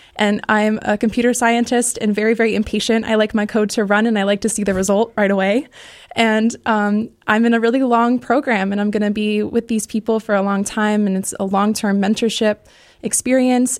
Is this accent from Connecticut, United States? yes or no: yes; Connecticut, United States; moved away as an adult; now in Ohio, United States; I grew up in Connecticut and then went to University of Connecticut for undergrad